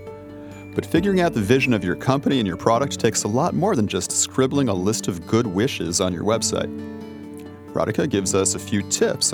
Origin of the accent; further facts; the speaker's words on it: United States; the United States, my home country